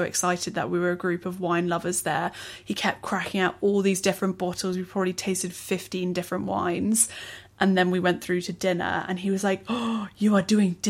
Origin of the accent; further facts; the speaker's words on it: England, United Kingdom; as an English person you grow up eating like a, you know, a naff Chinese spring roll